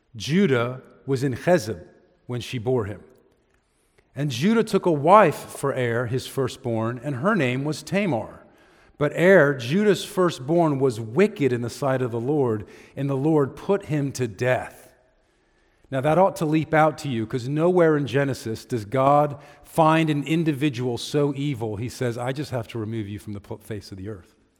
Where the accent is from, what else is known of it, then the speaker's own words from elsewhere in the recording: United States; we as American Christians